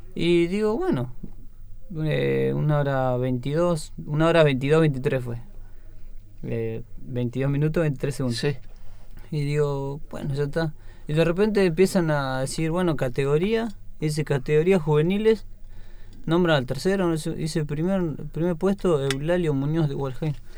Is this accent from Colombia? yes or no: no; Gualjaina, Chubut, Argentina; nací y me crié ahí